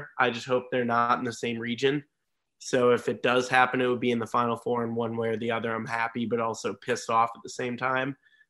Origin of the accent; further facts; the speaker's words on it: New York, United States; also born or lived in Alabama; now in Charlotte, United States; I'm originally from New York. I live in Charlotte, North Carolina.